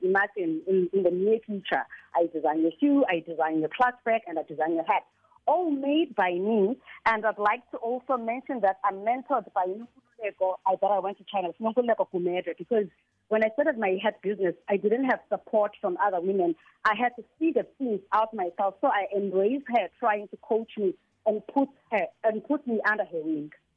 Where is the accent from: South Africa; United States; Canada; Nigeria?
South Africa; Qonce / Middle Drift, Eastern Cape; I was born in Kabeja, grew mm. up in Kabeja. All my life was spent in Kabeja and Middle Drift